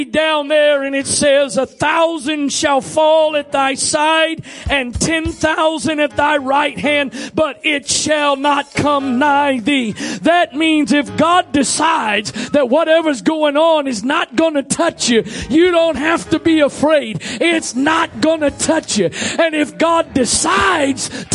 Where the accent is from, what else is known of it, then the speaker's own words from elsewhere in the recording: Maryland, United States; I'm born and raised in Maryland